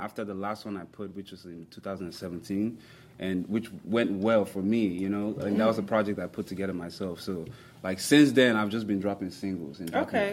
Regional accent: Kogi, Nigeria; moved away; I'm from Kogi State.

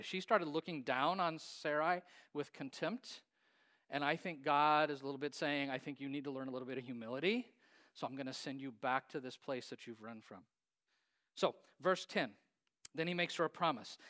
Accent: Hays, Kansas, United States; I grew up in Hayes, Kansas.

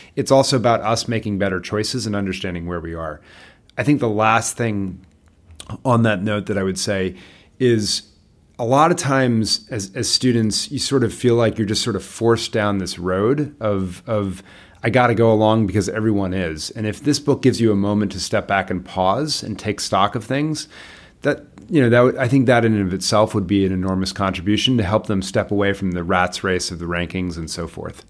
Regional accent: Bethesda, Maryland, United States; I grew up in Bethesda, Maryland

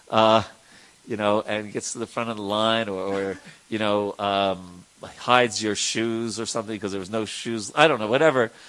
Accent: Patna, Bihar, India; Actually, I'm from Bihar, Braja Bihari. Right? Uh, I'm a Bihari. Uh, yeah, right. from Patna.

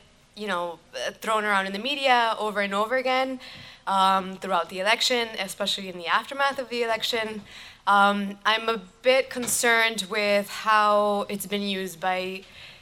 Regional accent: Mexico; now in United States; I'm from Mexico. I'm an immigrant. I was originally undocumented when I first arrived in the United States.

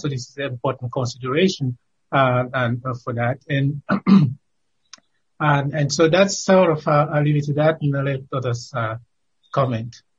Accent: Cameroon; moved away; my home country of Cameroon

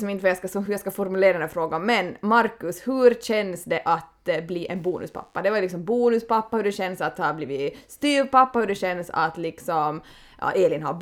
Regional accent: Vasa, Ostrobothnia, Finland; Det är skönt att vara hemma i Österbotten

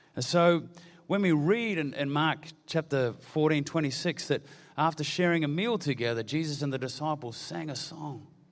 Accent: New Zealand; I'm a Kiwi

